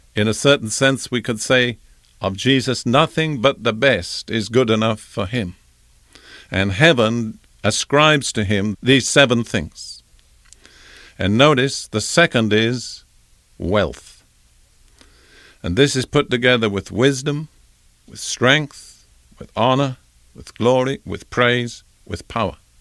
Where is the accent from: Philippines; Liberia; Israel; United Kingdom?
United Kingdom; as a young boy growing up in Britain in the Anglican Church